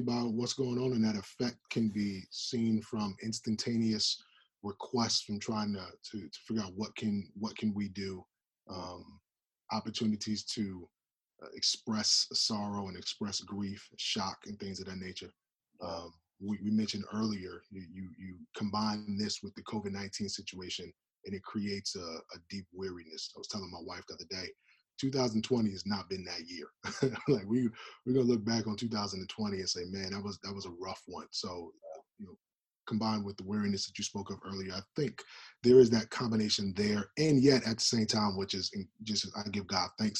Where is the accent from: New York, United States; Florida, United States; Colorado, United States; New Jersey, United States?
New Jersey, United States; now in Minneapolis, United States; I grew up in New Jersey that had a combination of all different type of ethnicities.